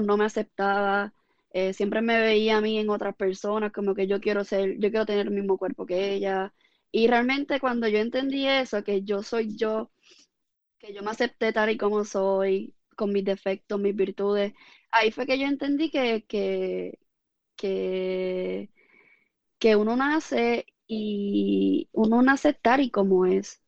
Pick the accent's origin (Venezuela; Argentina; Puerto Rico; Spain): Puerto Rico; Ponce; now in Coamo, Puerto Rico; yo nací en Ponce y realmente, y, pero vivo en Cuamo. Pero toda mi vida he estudiado en Ponce, desde grado kinder hasta grado 12